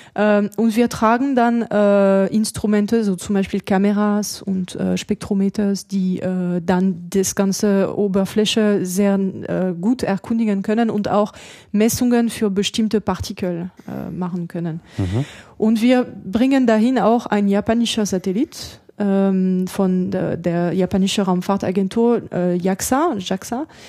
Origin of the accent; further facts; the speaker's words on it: France; accent: French; German is a second language; moved away as an adult; also born or lived in Germany; now in Darmstadt, Germany; Ich bin ja Französin, man hört